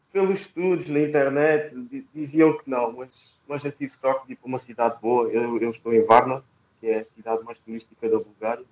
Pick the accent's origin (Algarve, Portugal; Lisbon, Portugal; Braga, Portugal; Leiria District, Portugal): Algarve, Portugal; moved away as an adult; also born or lived in Fátima; Saí de casa, saí do Algarve, saí do Algarve, fui para Fátima.